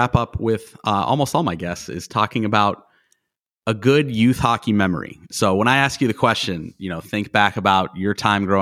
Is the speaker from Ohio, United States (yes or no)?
yes; Northeast Ohio, United States; I grew up in Northeast Ohio where there wasn't a lot of hockey